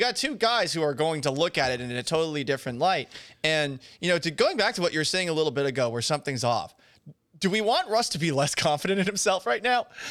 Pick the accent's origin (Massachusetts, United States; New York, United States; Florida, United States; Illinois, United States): Massachusetts, United States; Boston; moved away as an adult; now in Houston, United States; I grew up in Boston